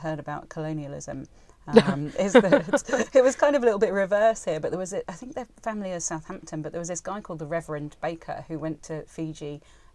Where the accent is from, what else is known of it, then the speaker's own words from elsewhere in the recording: Spain; growing up in Spain